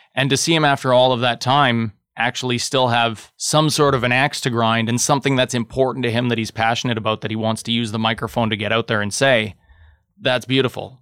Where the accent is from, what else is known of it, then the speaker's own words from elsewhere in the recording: Thunder Bay, Ontario, Canada; I'm from Thunder Bay.